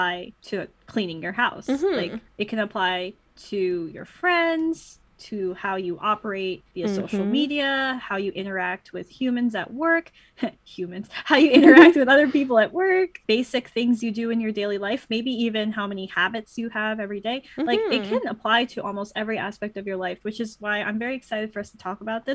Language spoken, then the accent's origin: English; Toronto, Ontario, Canada; I'm from Toronto